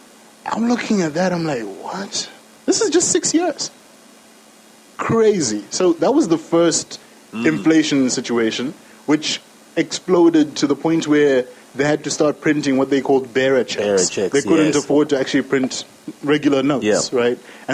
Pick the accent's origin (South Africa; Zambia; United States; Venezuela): Zambia; we're from Zambia. We're proud and patriotic.